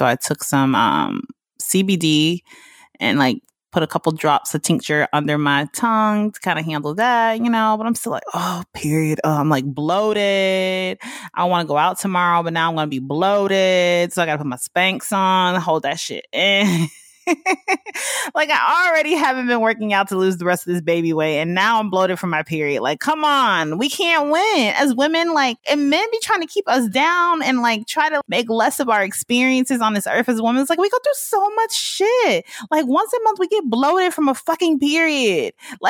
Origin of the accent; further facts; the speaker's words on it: the South, United States; that's that black shit that I grew up on in the South, you know what I'm saying?